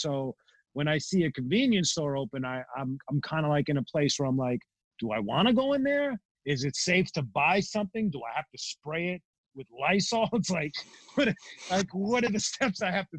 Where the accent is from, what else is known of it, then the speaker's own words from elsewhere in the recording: New York City, New York, United States; I'm from Bensonhurst and Gravesend, Brooklyn.